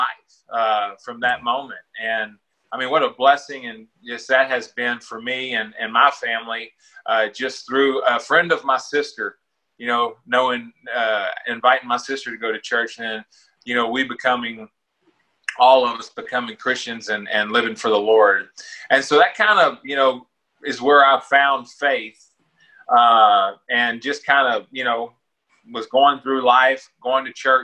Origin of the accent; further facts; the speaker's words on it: Deer Park, Texas, United States; also born or lived in Baton Rouge, Louisiana; When I was in fourth grade, we moved to Houston, to Deer Park